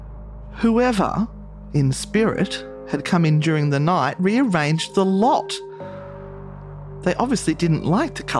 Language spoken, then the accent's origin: English; Sydney, New South Wales, Australia; I was born in the Sydney Women's Hospital